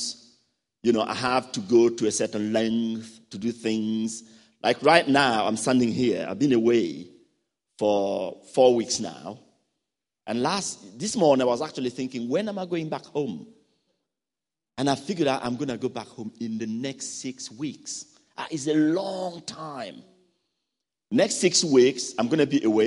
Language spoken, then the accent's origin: English; Burkina Faso; from Burkina Faso.